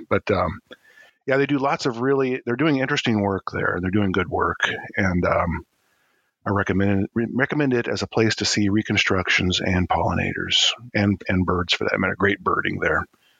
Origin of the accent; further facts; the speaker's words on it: Northfield, Minnesota, United States; Mine is in my hometown in Northfield.